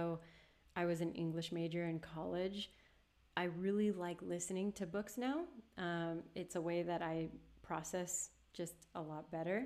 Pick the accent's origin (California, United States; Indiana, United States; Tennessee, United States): California, United States; Los Angeles; moved away; this is my hometown